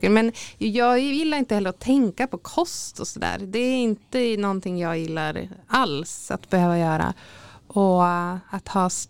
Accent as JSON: {"language": "Swedish", "town": "Täfte", "region": "Västerbotten County", "country": "Sweden", "said": "Så att det, ja, jag kommer jätten från Täfte liksom."}